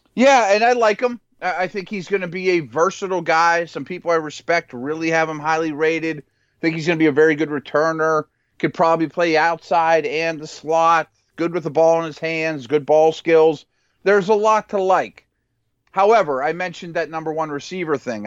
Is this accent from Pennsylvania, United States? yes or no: yes; Pittsburgh, Pennsylvania, United States; I'm from Pittsburgh, I live in Pittsburgh